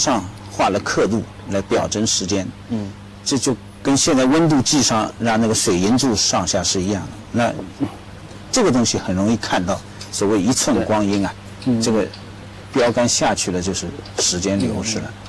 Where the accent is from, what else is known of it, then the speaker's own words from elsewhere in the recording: China; 我们中国人愿意把它弄得更直观